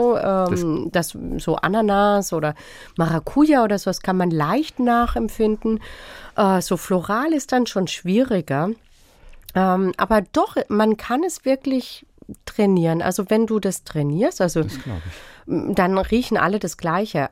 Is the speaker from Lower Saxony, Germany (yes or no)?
no; Freiburg, Baden-Württemberg, Germany; ich bin in Freiburg groß geworden